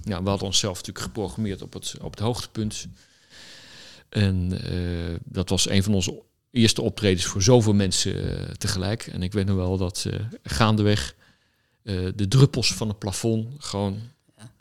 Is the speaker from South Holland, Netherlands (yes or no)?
yes; The Hague, South Holland, Netherlands; Ik kom oorspronkelijk uit Den Haag. daar ben ik opgegroeid, op school gezeten.